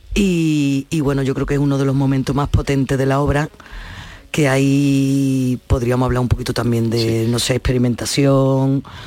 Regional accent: Cádiz, Andalusia, Spain; soy de Cádiz

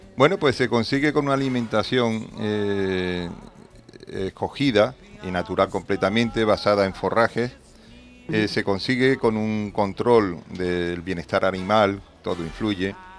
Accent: Andalusia, Spain; Somos andaluces

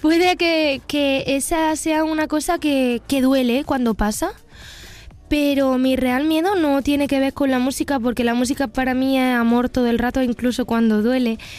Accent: Pozoblanco, Andalusia, Spain; soy una persona andaluza, nacida y crecida en Pozo Blanco, Córdoba

